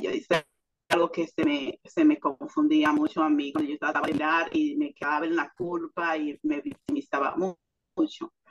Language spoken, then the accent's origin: Spanish; Dominican Republic; now in United States; soy dominicana, en Estados Unidos.